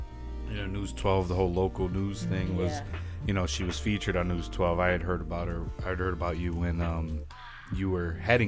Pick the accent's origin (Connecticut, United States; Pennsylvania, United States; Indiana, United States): Connecticut, United States; Bridgeport; born or raised there; also born or lived in Puerto Rico